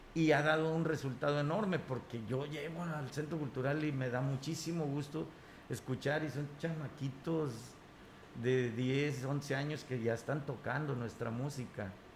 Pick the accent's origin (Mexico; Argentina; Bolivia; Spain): Mexico; Huasteca Potosina, San Luis Potosí; mi Tierra, la Huasteca Potosina